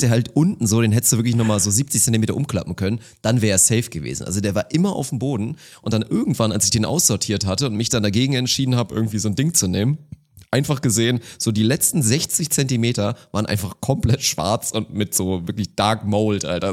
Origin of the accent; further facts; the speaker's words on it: Uelzen district, Lower Saxony, Germany; moved away; im Kreis Uelzen, da wo ich aufgewachsen bin